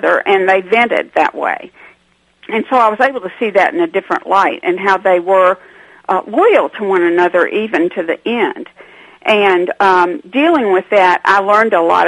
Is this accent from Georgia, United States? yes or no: yes; Atlanta, Georgia, United States; I'm not from a small town. I'm from Atlanta, Georgia.